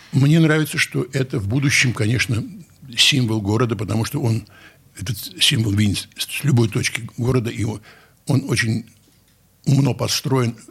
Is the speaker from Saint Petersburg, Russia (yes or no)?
yes; Saint Petersburg, Russia; нас, которые родились здесь, на берегах Невы